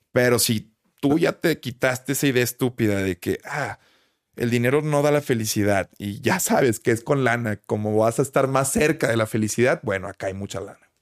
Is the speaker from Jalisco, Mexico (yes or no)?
no; Monterrey, Nuevo León, Mexico; Nuevo León, carnal, que es de donde soy, de Monterrey.